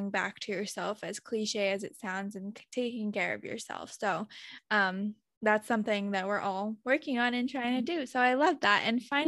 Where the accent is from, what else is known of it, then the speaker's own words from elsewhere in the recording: China; I'm from China too. I was adopted.